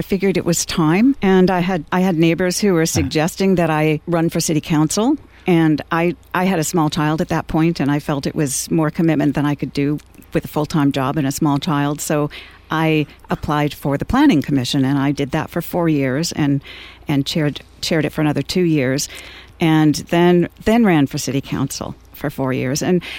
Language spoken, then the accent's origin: English; Fresno, California, United States; also born or lived in Texas / Kansas / Ohio; But I feel like I grew up in California because from the time I was 11 until I went away to college in Idaho, I lived in Fresno, California. So I call Fresno my home.